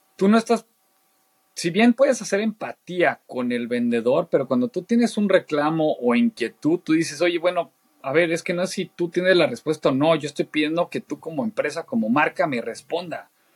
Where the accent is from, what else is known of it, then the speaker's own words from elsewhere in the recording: Mexico; also born or lived in Argentina / Saltillo / Querétaro; siendo mexicano, la verdad es que nos aprecian mucho Argentina